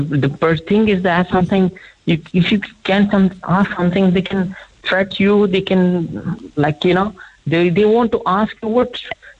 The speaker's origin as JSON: {"language": "English", "town": "Islamabad", "region": "Islamabad Capital Territory", "country": "Pakistan", "tie": "born or raised there", "also_born_or_lived": "Ukraine", "second_language": "English", "moved": "yes", "lives_now": "Ireland", "said": "I was born in Islamabad, Pakistan."}